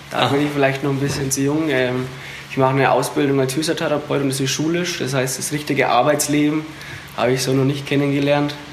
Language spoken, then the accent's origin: German; Ebersbach, Bavaria, Germany; ich bin, sag ich mal, Hetzler, ich komme aus Ebersbach, aber mhm. Hetzler war, ist praktisch mein Dorfverein.